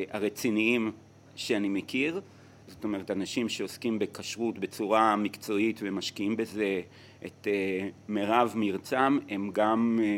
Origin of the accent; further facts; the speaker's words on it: Israel; moved away as an adult; also born or lived in Latin America / Italy; אני נולדתי בארץ.